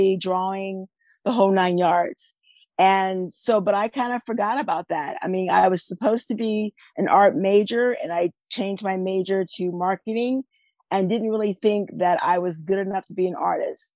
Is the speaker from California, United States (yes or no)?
yes; Northern California, United States; also born or lived in Texas / Washington; now in Mid-South, United States; I was born and raised in Northern California, and I now live in the Mid-South